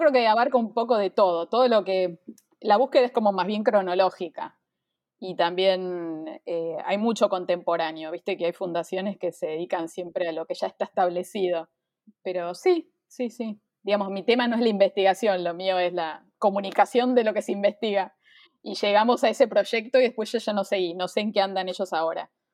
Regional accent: Buenos Aires, Argentina; soy de Buenos Aires, Argentina

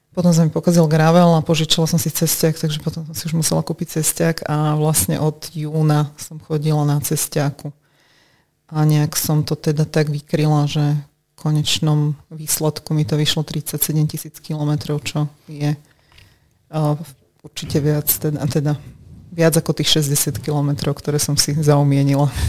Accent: Vráble, Nitra Region, Slovakia; moved away as an adult; now in Bratislava, Slovakia; som pôvodne od Nitry, uh-huh. mestečko Ráble

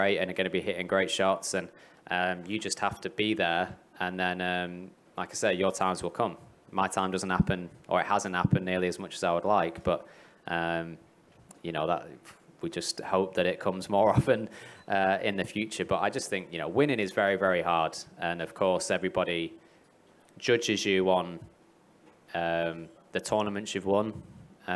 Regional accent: England, United Kingdom; now in Middle East; I'm from England.

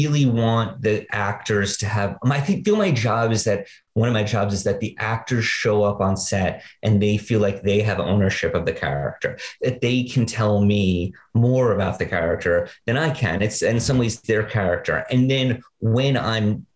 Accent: New York City, New York, United States; Growing up in Greenwich Village in the 80s

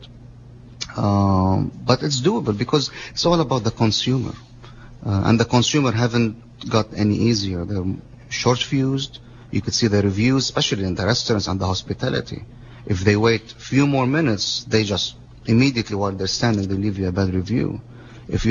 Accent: Lebanon; moved away as an adult; now in Monterey, United States; I was born in Lebanon. My dad is Lebanese

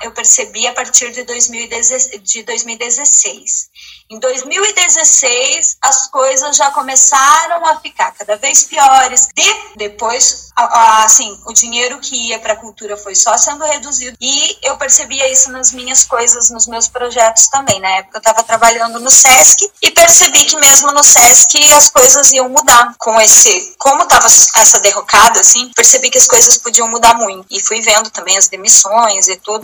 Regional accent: interior of Santa Catarina, Brazil; moved away as an adult; now in Portugal; eu sou do interior de Santa Catarina, de uma cidade onde não tem teatro.

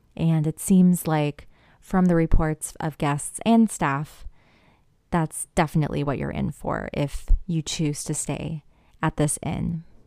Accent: Missouri, United States; my home state, Missouri.

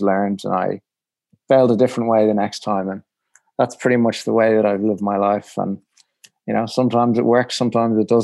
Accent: Ireland; I was from Ireland

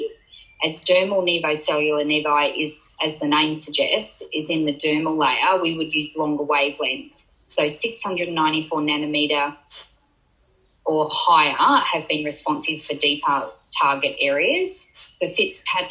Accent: Gold Coast, Queensland, Australia; Growing up on the Gold Coast

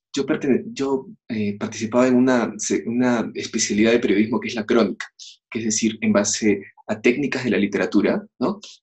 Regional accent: Peru; yo soy peruano

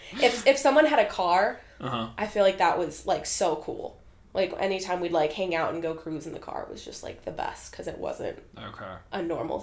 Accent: Chicago, Illinois, United States; moved away as an adult; now in Colorado, United States; I was in the city. I grew up in like Lincoln Park area

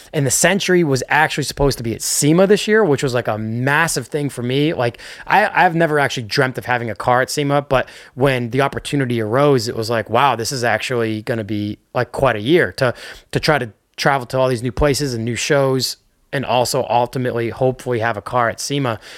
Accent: Northeast, United States; I'm from the Northeast

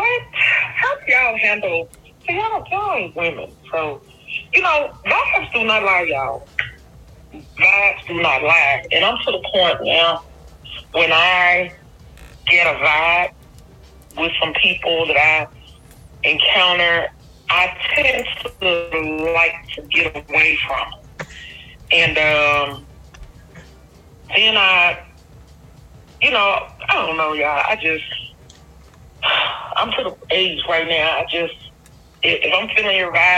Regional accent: Memphis, Tennessee, United States; I'm from Memphis

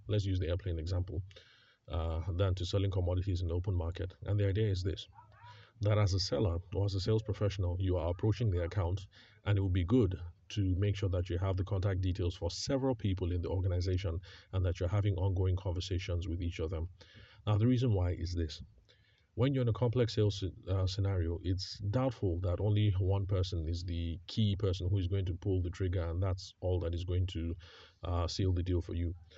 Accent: Benue, Nigeria; moved away; I am from Benue State

